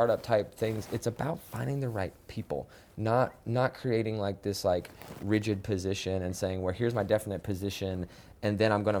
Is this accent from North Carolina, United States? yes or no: yes; Salisbury, North Carolina, United States; I grew up not in Charlotte, but outside of Charlotte in a, right. in a small town north of here, Salisbury.